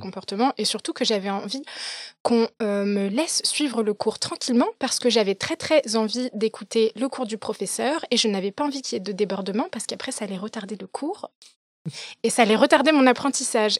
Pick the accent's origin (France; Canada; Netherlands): France; Paris, Île-de-France; moved away as an adult; also born or lived in London; je suis née, je suis née, j'ai grandi à Paris